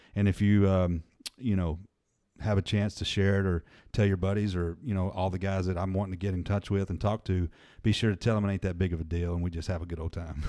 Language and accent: English; Murfreesboro, Tennessee, United States; moved away; I grew up in Murfreesboro